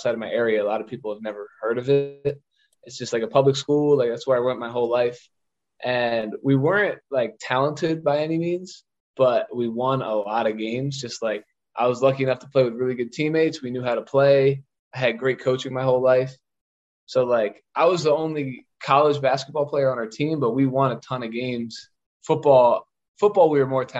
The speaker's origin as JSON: {"language": "English", "town": "Collegeville", "region": "Pennsylvania", "country": "United States", "tie": "born or raised there", "said": "I'm from Collegeville, Pennsylvania. It's like a suburb outside of Philadelphia, about 30 minutes from Philly. So I'm a Philly guy through and through, like born here, raised here"}